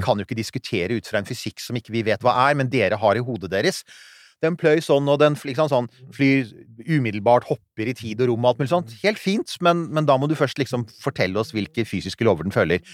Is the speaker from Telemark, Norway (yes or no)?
no; Rykkinn, Akershus, Norway; der jeg vokste opp, på Rykkvin